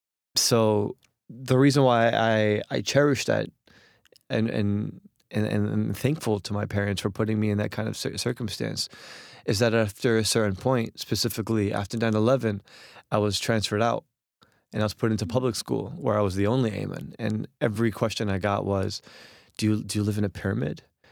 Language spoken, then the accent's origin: English; Jersey City, New Jersey, United States; So the thing about Jersey City specifically is that a lot of Egyptian immigrants end up there because there's a very strong Egyptian, specifically Muslim community.